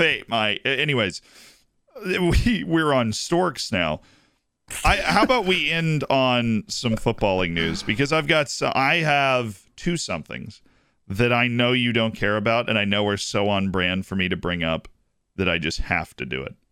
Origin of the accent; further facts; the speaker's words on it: Tampa, Florida, United States; You have Tampa, which is the old city in Florida that's got the Cuban cigar factories, the old downtown, the amazing food. I clearly love my hometown.